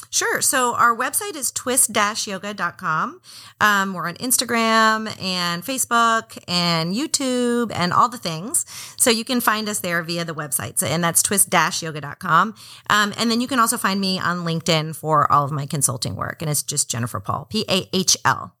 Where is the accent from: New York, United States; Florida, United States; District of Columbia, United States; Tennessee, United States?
Florida, United States; Miami; also born or lived in Atlanta; now in Portland, United States; I'm from Miami originally, and those are kind of like my hometown colors.